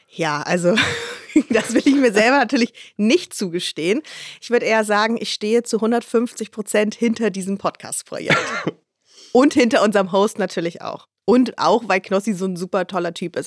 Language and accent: German; Hamburg, Germany; Ich komme aus Hamburg